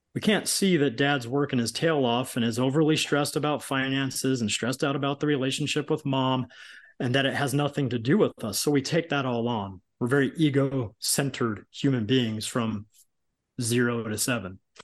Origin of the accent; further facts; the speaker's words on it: Long Beach, California, United States; I grew up in Southern California, Long Beach, California